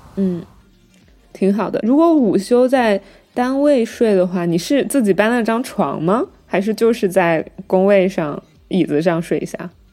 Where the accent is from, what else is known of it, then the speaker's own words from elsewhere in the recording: Wuhan, Hubei, China; 因为我是武汉人